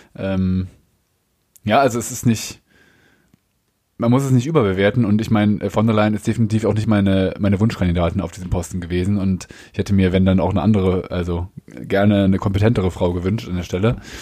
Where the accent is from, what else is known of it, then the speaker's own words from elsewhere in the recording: Germany; Als Deutscher